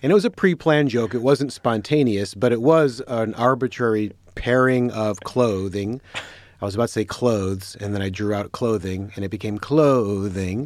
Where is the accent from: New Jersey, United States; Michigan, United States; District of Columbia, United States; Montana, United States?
Michigan, United States; Detroit; I'm from Detroit.